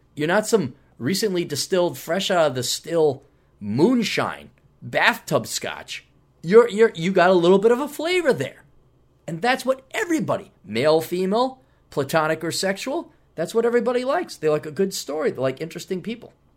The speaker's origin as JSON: {"language": "English", "region": "Wisconsin", "country": "United States", "said": "we're both from Wisconsin"}